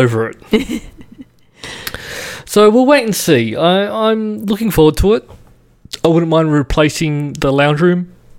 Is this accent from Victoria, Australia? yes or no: no; Sydney, New South Wales, Australia; Growing up in Western Sydney